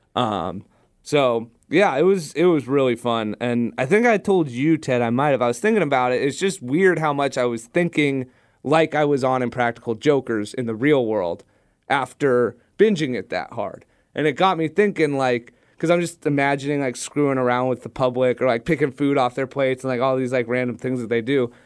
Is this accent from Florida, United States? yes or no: no; Southern California, United States; growing up in Southern California